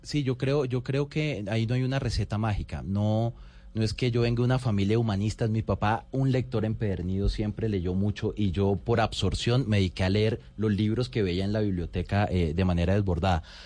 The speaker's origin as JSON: {"language": "Spanish", "town": "Valledupar", "region": "Cesar", "country": "Colombia", "tie": "born or raised there", "also_born_or_lived": "Riohacha, La Guajira", "said": "crecí en Valledupar, de los 8 a los 16 años estuve, estuve en Valledupar"}